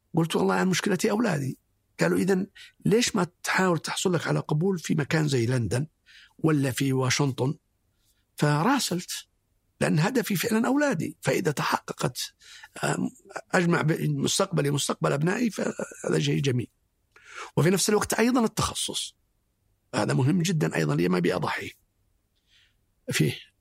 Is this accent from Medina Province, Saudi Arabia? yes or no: no; Abha, Asir, Saudi Arabia; نشأتي كانت في أبها و نشأت آه، آه، يتيم تقريبا